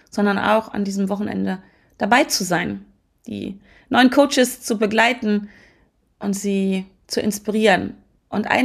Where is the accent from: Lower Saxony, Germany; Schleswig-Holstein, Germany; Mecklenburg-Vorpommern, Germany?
Lower Saxony, Germany; Hannover; born there; Das heißt Quatsch, ich bin sogar in Hannover geboren worden. Ich lebe in der Nähe von Hannover.